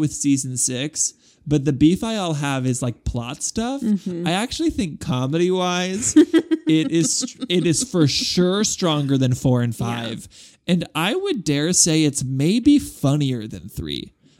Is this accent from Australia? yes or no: no; Guadalajara, Jalisco, Mexico